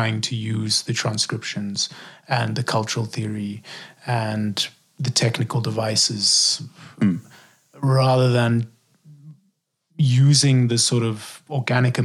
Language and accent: English; South Africa; also born or lived in Eswatini; I'm from South Africa